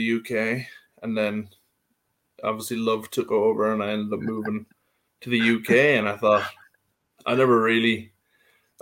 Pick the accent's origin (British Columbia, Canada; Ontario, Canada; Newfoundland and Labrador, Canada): Newfoundland and Labrador, Canada; Carbonear; moved away as an adult; also born or lived in Calgary, Canada; now in United Kingdom; I was from Carbonair, Newfoundland, out around Maritimes. And then I lived all my life in Carbonair